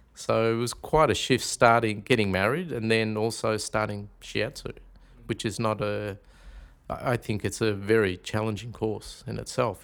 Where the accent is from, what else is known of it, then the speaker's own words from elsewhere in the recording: Melbourne, Victoria, Australia; also born or lived in Carlton, Victoria / Lara, Victoria; I was actually born in Carlton at the old Royal Women's Hospital in sixty-three. So, I started off, um, I grew up in Northcote. And then at the age of nine, we actually, uh, moved out to Lara in the country, out near Geelong.